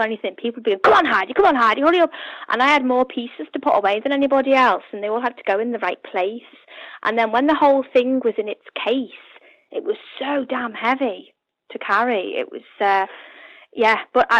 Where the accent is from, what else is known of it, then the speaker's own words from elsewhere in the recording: Upton, North West England, United Kingdom; also born or lived in Hereford / Sandwell / Staffordshire / Hoylake; I grew up in Upton